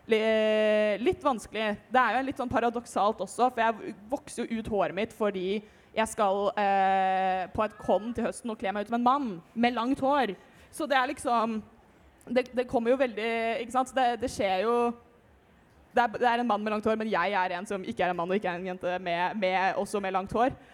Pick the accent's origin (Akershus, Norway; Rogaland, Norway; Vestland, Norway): Akershus, Norway; Rælingen; Jeg er 21 år gammel fra Rælingen